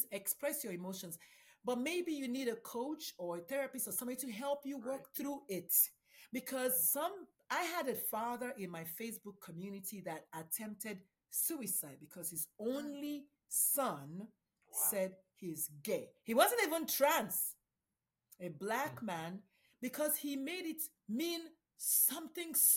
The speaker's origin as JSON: {"language": "English", "country": "Nigeria", "moved": "yes", "said": "I'm a Nigerian Catholic immigrant."}